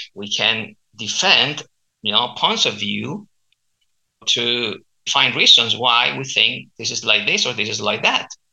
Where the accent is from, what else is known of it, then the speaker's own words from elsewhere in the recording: Chile; accent: Chilean; first language Spanish; English is a second language; I teach standard Spanish with my local Chilean accent, and uh, I also teach Chilean culture if you're interested in learning about my country